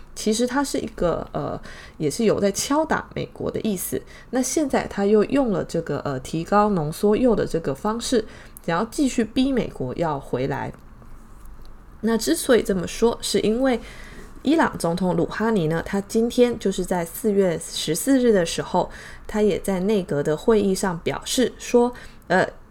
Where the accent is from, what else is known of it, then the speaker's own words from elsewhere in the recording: Taiwan; 我们台湾这边的新闻啊